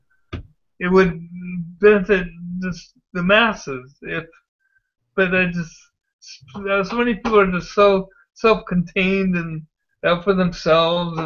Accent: San Diego, California, United States; moved away; I grew up in Ocean Beach and went to Point Loma High School.

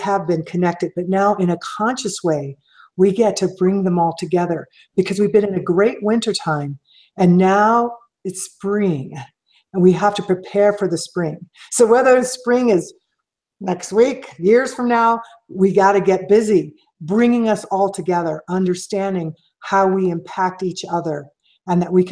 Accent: Kansas City, Missouri, United States; growing up in Missouri and Kansas City

